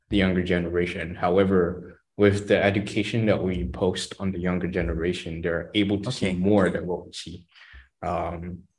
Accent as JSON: {"language": "English", "country": "Malaysia", "said": "I think as a Malaysian, a reform Malaysian, they should uh, be open to changes."}